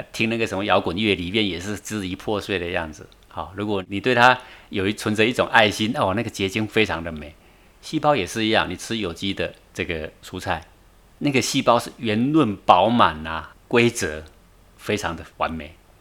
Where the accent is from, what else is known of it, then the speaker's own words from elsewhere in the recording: Taiwan; moved away; 在中岭山，我从小出生在这里啊， 然后慢慢长大的时候就搬出去